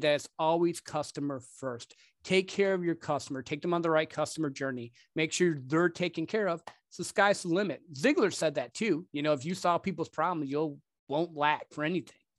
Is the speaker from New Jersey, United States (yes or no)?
no; Michigan, United States; also born or lived in Dallas-Fort Worth area, Texas; now in Dallas, United States; I grew up actually in, uh, Michigan